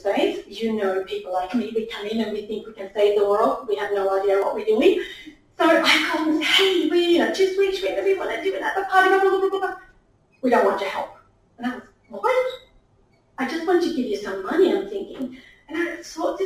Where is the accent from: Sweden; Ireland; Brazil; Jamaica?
Sweden; moved away as an adult; now in Australia; Being born and raised in Sweden